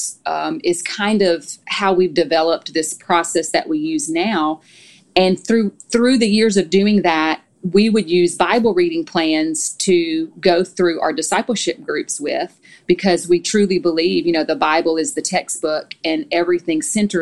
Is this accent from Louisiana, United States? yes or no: yes; Louisiana, United States; moved away as an adult; also born or lived in Tennessee; now in Nashville, United States; we're both from Louisiana, so we've been in Tennessee for almost 14 years now